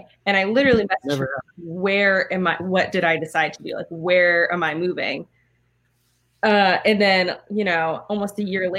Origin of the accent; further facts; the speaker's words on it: Oakland, California, United States; I grew up in Oakland.